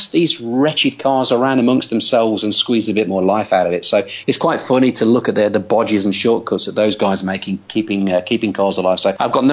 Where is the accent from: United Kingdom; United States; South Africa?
United Kingdom; Robin Hood country, East Midlands; I'm from Robin Hood country